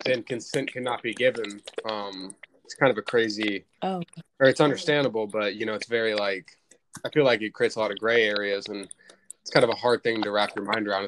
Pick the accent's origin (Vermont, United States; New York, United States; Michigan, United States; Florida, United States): Florida, United States; I'm from Florida